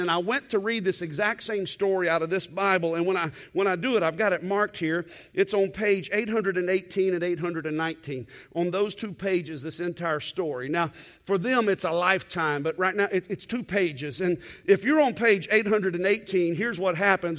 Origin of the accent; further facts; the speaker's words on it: Texas, United States; as a Texan